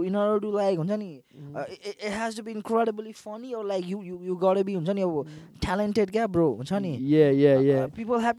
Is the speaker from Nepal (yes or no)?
yes; Kathmandu, Bagmati, Nepal; I'm born and raised in Kathmandu, Soimbu.